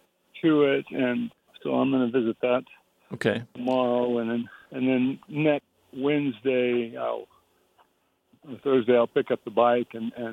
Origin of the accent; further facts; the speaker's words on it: Florida, United States; I grew up in Florida, and nobody talked about this.